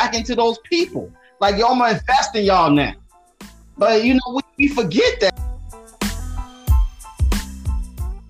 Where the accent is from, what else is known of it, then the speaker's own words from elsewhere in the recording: Chicago, Illinois, United States; I'm from Chicago